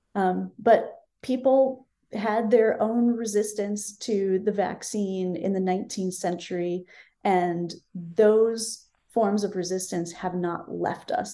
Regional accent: Berkeley, California, United States; my hometown of Berkeley, California

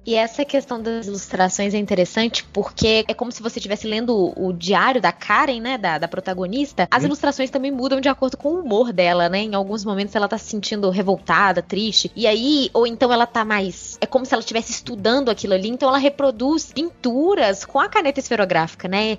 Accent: Minas Gerais, Brazil; sou mineira, que não falo desse jeito, mas que tenho o meu próprio sotaque

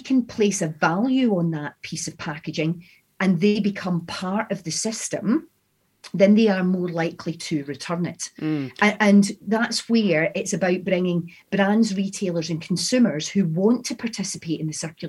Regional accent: Scotland, United Kingdom; accent: Scottish; my Scottish accent

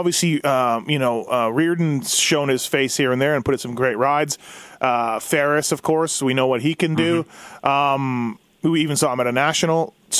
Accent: Canada; now in United States; I'm Canadian. I'm not even a U.S. citizen.

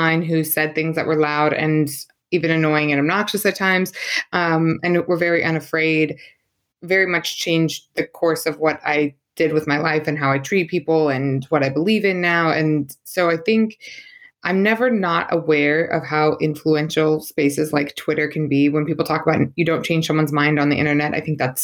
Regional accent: St. Louis, Missouri, United States; moved away; It was in my hometown

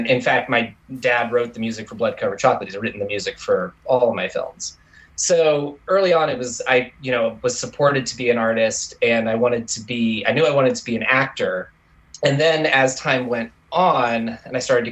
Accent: Tulsa, Oklahoma, United States; I was born in Tulsa, Oklahoma

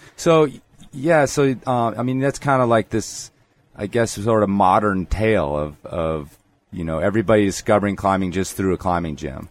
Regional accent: Chicago, Illinois, United States; moved away; also born or lived in Loveland, Ohio; I was Chicago

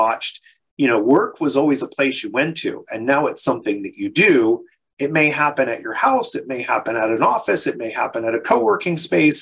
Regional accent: Philadelphia, Pennsylvania, United States; I'm from Philadelphia

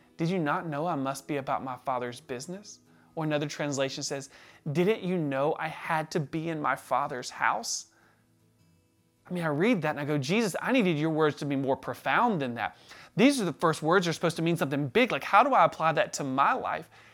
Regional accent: the South, United States; we were raised in the South

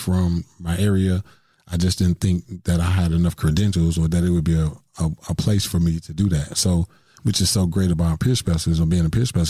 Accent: Milwaukee, Wisconsin, United States; born or raised there

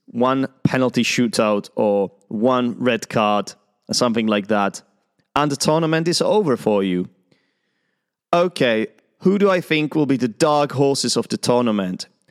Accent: Czechia; I'm an English teacher and an Arsenal fan from the Czech Republic

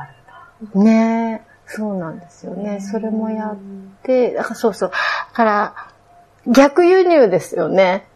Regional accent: Akita, Japan; moved away as an adult; also born or lived in India; 私 は秋田県なんです

